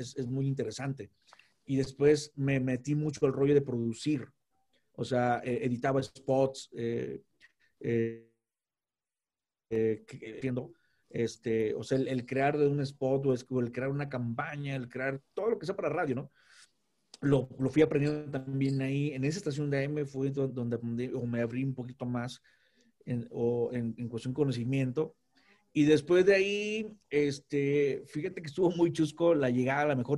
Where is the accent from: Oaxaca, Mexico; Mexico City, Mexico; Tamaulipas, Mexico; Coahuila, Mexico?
Tamaulipas, Mexico; Tampico; soy de Tampico.